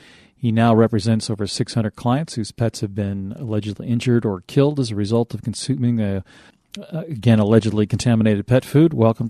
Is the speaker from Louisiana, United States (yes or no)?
no; Massachusetts, United States; also born or lived in Southern California; now in California, United States; since I was born in Massachusetts, I certainly understand why I now live in California.